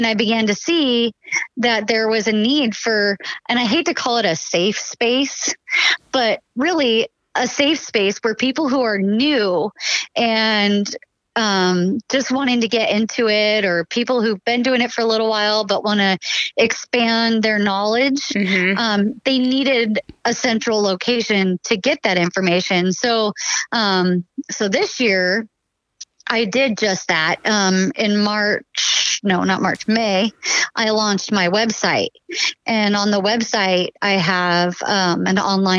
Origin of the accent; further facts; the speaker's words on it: Washington, United States; now in Oregon, United States; originally I grew up in Washington where you could buy your license and your tag at any point during the season